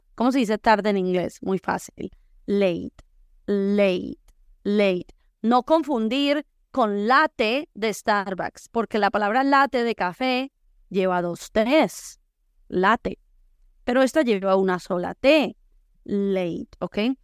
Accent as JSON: {"language": "Spanish", "town": "La Unión", "region": "Valle del Cauca", "country": "Colombia", "moved": "yes", "lives_now": "Boise, United States", "said": "yo soy de pueblo, soy de la Unión Valle"}